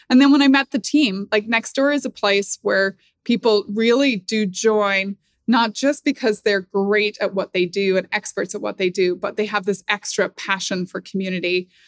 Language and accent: English; Northern Ireland, United Kingdom; Like I grew up in Northern Ireland.